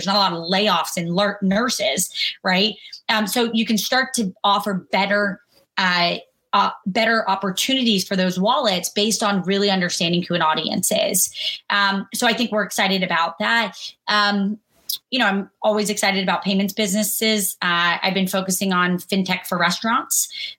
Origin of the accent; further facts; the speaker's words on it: Kentucky, United States; born there; I was born in Kentucky. My dad was in the Army, like really a normal person.